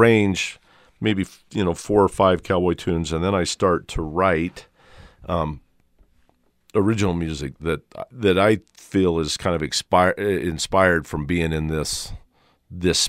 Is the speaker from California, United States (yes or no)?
no; the Valley, Utah, United States; I grew up here in the Valley